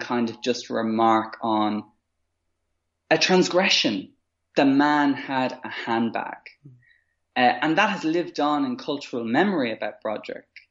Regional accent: Maynooth, Leinster, Ireland; growing up in Maynooth, where I grew up

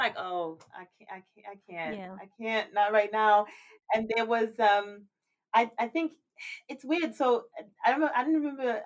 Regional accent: South Africa; moved away; being South African, obviously there are many instances where you end up in, obviously you're black and you're in a majority black country, but then moving here

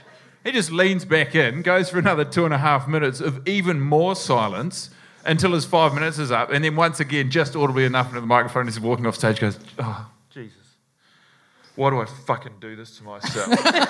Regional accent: New Zealand; moved away; I moved here from New Zealand to do this.

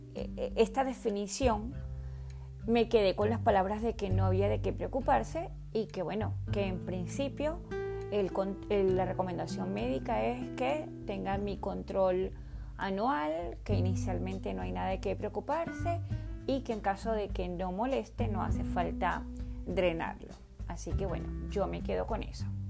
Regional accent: Caracas, Capital District, Venezuela; Nací en Caracas, Venezuela, hace 49 años.

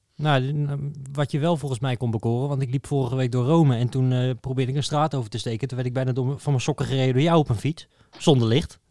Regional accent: Netherlands; als Nederlander

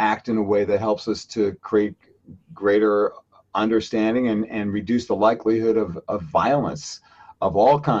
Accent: New York City, New York, United States; growing up in Brooklyn, New York, in a lower middle class neighborhood.

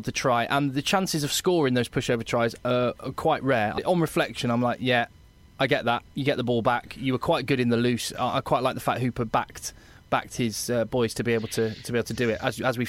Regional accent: England, United Kingdom; what's really exciting for me as an Englishman

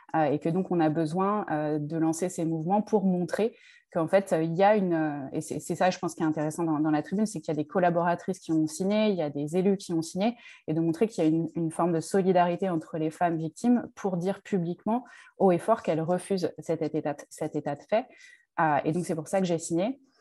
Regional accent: Draveil, Île-de-France, France; j'ai grandi à Draveil dans l'Essonne

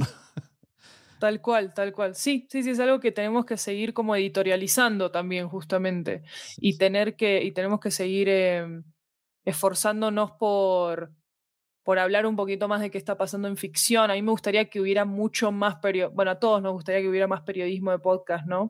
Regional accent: Argentina; moved away as an adult; now in Colombia; soy argentina, vivo en Colombia desde hace 10 años

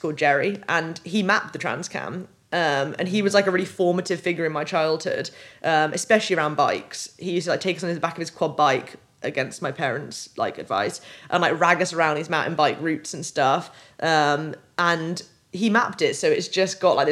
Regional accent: United Kingdom; I grew up on the Welsh borders on the east side, so it always felt like my home

